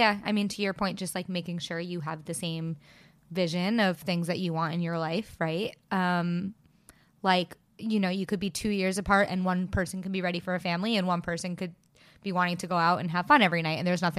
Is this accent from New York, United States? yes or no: yes; New York City, New York, United States; especially we're two girls from New York City and things are expensive.